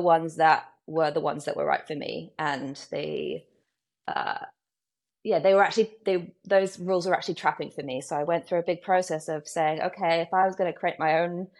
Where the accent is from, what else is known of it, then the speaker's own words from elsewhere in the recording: United Kingdom; moved away as an adult; also born or lived in Brooklyn, New York; now in New York, United States; I am British. I live in Brooklyn in New York. I've been here 8 years